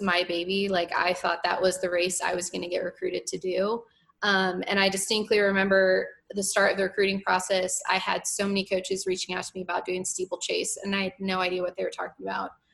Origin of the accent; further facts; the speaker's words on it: Arizona, United States; moved away as an adult; I'm from Arizona